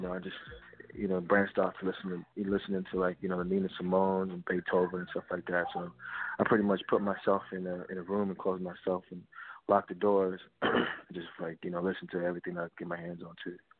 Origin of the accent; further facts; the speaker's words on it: Fayetteville, North Carolina, United States; I was raised in Fayetteville, North Carolina